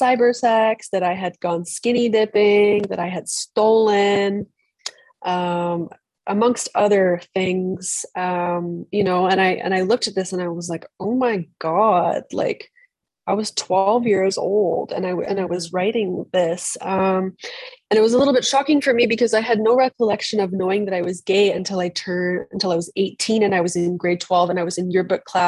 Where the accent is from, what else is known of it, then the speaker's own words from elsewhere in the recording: British Columbia, Canada; moved away as an adult; now in Berlin, Germany; originally from British Columbia, as I said, on the west coast of Canada, where I am right now